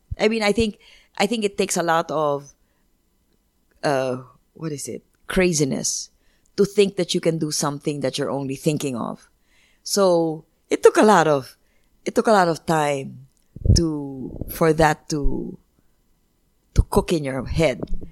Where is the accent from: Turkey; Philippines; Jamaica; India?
Philippines; I already had an innate pride in being Filipino